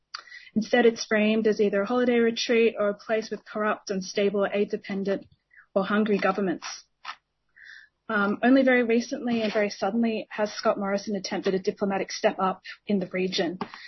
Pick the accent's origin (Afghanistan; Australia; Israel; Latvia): Australia; As a young person growing up in Australia, you're rarely taught anything about the Pacific within our school system